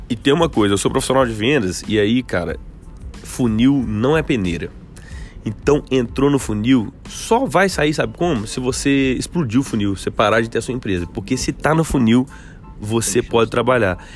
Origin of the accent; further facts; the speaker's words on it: Belo Horizonte, Minas Gerais, Brazil; eu sou de Belo Horizonte